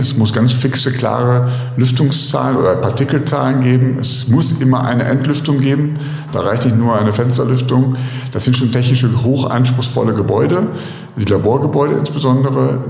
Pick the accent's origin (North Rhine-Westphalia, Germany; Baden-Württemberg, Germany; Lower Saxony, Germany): North Rhine-Westphalia, Germany; Cologne; Rheinländer, als Kölner